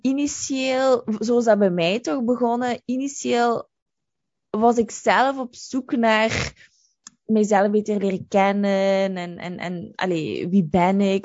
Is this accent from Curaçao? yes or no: no; Limburg, Flanders, Belgium; moved away as an adult; also born or lived in London; ik ben van Limburg